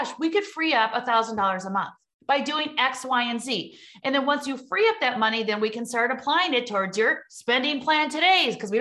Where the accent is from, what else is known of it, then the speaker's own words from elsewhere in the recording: Midwest, United States; accent: Midwest; you hear my Midwest accent